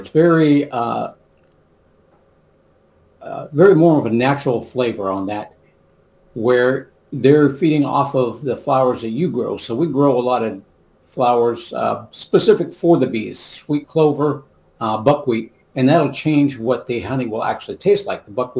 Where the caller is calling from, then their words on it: Licking, Missouri, United States; also born or lived in Texas; Licking, Missouri.